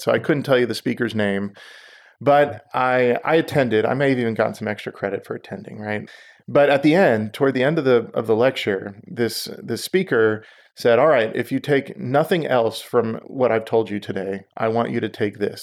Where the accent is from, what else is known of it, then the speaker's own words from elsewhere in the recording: Houston, Texas, United States; also born or lived in Israel; I grew up in Houston